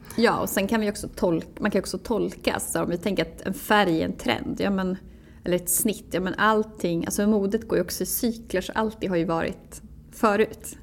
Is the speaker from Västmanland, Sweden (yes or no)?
no; Jämtland, Sweden; also born or lived in Umeå; now in Stockholm, Sweden; jag är född 1986 i, utanför Östersund. Eh, växte upp på landet